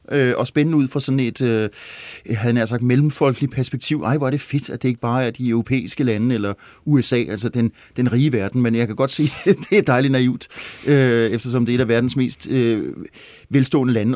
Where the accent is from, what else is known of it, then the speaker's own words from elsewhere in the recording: Glostrup, Capital Region of Denmark, Denmark; jeg er født i Glostrup